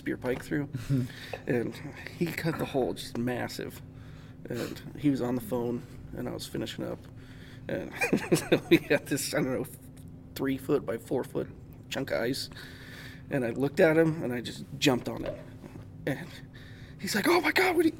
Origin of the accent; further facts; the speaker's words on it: Missoula, Montana, United States; also born or lived in Rifle, Colorado; now in Williston, United States; I grew up in Missoula, Montana